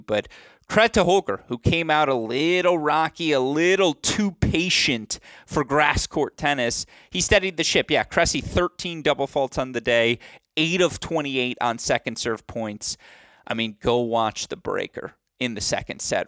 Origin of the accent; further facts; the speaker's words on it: Bloomfield Hills, Michigan, United States; my hometown, Bloomfield Hills, Michigan